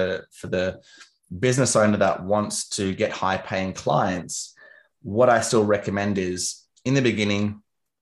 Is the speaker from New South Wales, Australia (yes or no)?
no; Canberra, Australian Capital Territory, Australia; moved away; also born or lived in London; I'm from Canberra, which is a city. It's the capital of Australia